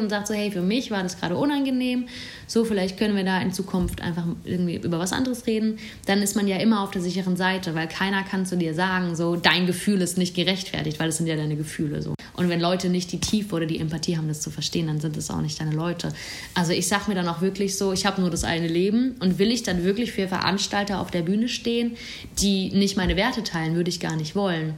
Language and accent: German; Bruchsal, Baden-Württemberg, Germany; moved away as an adult; now in Berlin, Germany; Ich komme aus einer Kleinstadt, Bruchsal ist bei Karlsruhe. Und ich komme nochmal von einem Dorf in der Nähe vom Bruchsal